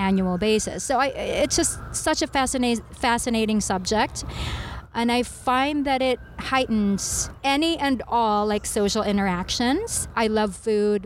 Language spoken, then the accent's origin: English; Philippines; moved away; I grew up in the Philippines